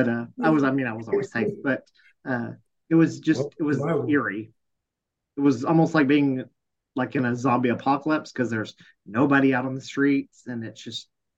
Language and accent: English; Texas, United States; been here all my life.